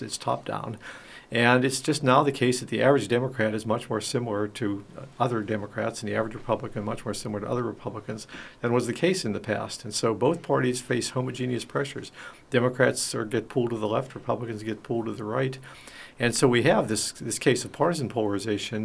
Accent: Western Pennsylvania, United States; moved away; I come from Western Pennsylvania.

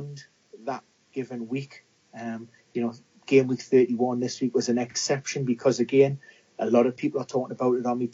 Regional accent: Newcastle upon Tyne, North East England, United Kingdom; being a Geordie

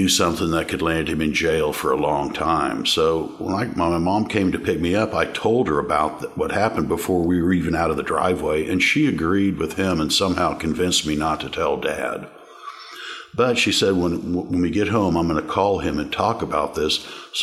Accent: Overland Park, Kansas, United States; I grew up in Overland Park, Kansas, on the eastern edge of Overland Park, Kansas.

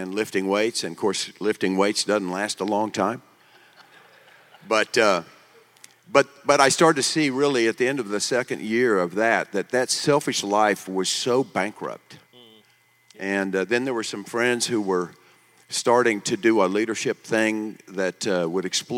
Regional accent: Tulsa, Oklahoma, United States; I was born in Tulsa

